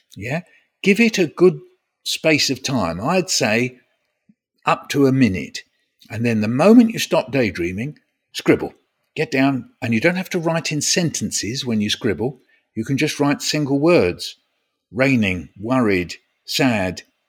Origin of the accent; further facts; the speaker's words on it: London, United Kingdom; I was born in North London. And where am I living now? North London.